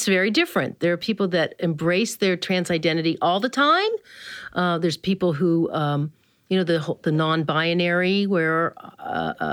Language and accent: English; the South, United States; I grew up in the South